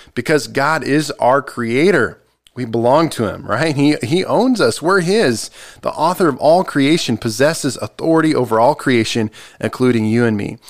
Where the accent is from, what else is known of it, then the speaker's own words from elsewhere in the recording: United States; I'm American